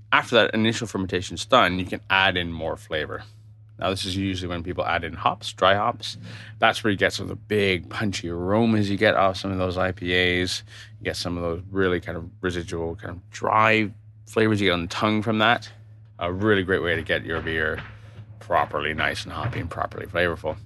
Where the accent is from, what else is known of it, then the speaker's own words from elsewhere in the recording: Toronto, Ontario, Canada; now in London, United Kingdom; I grew up in Toronto, Canada.